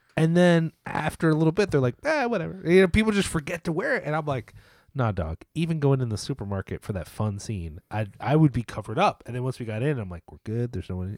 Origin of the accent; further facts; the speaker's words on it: United States; as an American viewer